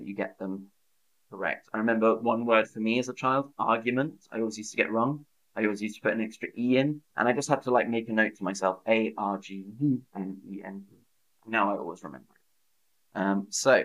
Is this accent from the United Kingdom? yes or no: yes; United Kingdom; I'm British